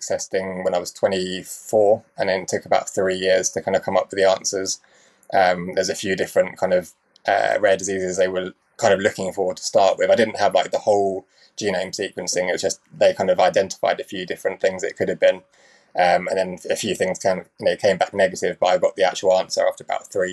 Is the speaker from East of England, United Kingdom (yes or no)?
yes; Cambridge, East of England, United Kingdom; I was brought up in Cambridge.